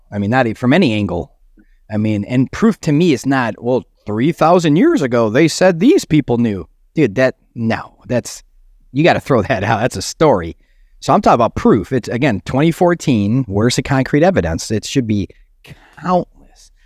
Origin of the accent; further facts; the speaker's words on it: Chicago, Illinois, United States; I'm from Chicago